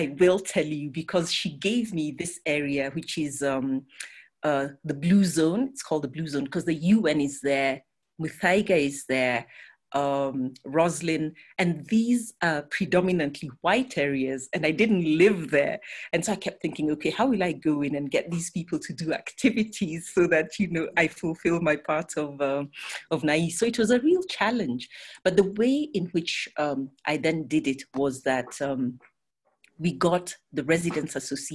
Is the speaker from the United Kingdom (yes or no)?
no; Nairobi, Kenya; I grew up in Nairobi